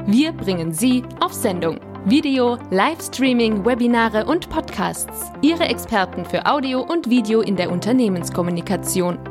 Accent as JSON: {"language": "German", "country": "Germany", "said": "wir in Deutschland und in dem Fall auch natürlich als Deutsche"}